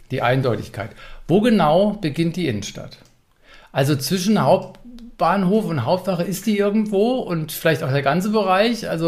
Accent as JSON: {"language": "German", "region": "Berlin", "country": "Germany", "said": "Hat Frankfurt mich als Berliner ausreichend informiert?"}